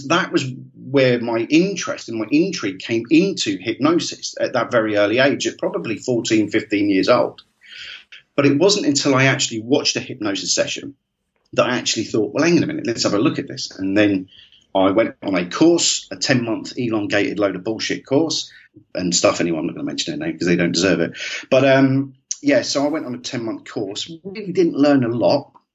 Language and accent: English; Great Yarmouth, East of England, United Kingdom; I'm from Great Yarmouth originally